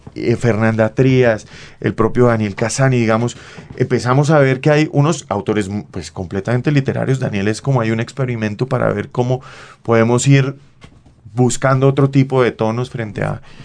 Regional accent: Bucaramanga, Santander, Colombia; moved away; yo vengo de un colegio de la Universidad Industrial de Santander

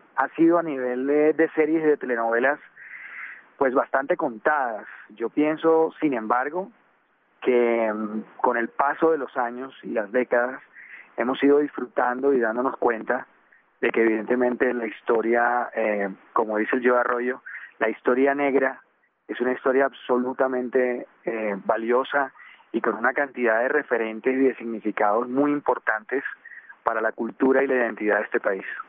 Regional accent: Colombia; nosotros como colombianos

